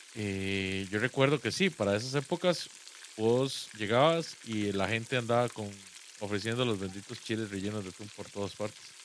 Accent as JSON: {"language": "Spanish", "town": "Guápiles", "region": "Limón", "country": "Costa Rica", "tie": "born or raised there", "moved": "yes", "said": "yo soy de Guapiles y en Guapiles una parte muy importante del entretenimiento general, al menos cuando yo, cuando yo crecí"}